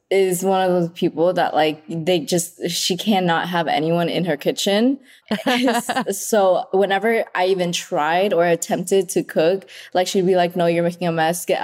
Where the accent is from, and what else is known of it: Vietnam; born or raised there; moved away